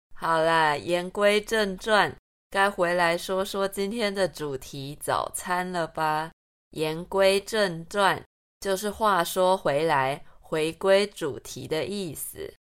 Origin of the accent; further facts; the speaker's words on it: Taichung, Taiwan; 不然真的是一个假台中人